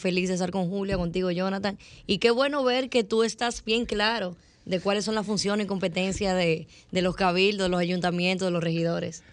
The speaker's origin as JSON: {"language": "Spanish", "town": "Santo Domingo", "region": "Distrito Nacional", "country": "Dominican Republic", "tie": "born or raised there", "said": "yo tengo 33 años, nací en el Evaristo Morales"}